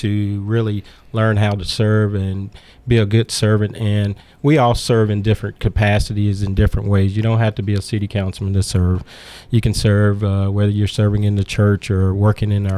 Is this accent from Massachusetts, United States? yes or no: no; Trenton, Tennessee, United States; now in Murfreesboro, United States; I grew up in West Tennessee, Gibson County, Trenton, Tennessee